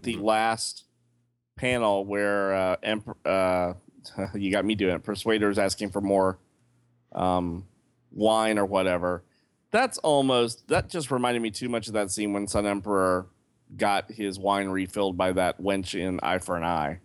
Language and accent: English; the South, United States; accent: Southern; I'm from the South and that's where the accent goes